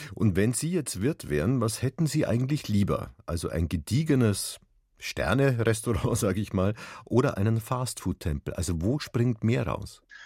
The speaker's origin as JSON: {"language": "German", "town": "Regensburg", "region": "Bavaria", "country": "Germany", "also_born_or_lived": "Munich", "said": "in Regensburg, wo ich herkomme, oder auch hier in München"}